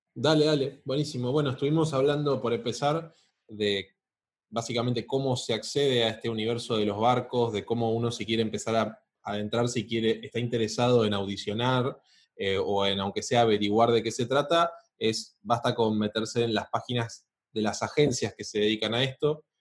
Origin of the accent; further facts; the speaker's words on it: Argentina; como argentino